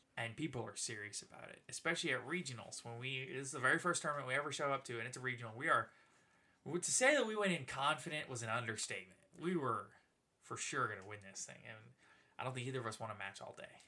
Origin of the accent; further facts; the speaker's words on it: New Orleans, Louisiana, United States; we're from Louisiana, and I'm from New Orleans originally